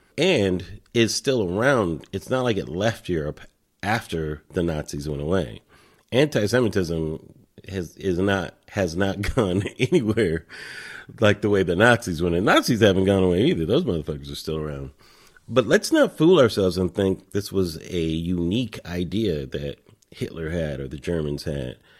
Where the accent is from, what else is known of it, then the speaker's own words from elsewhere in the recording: Los Angeles, California, United States; I'm from Los Angeles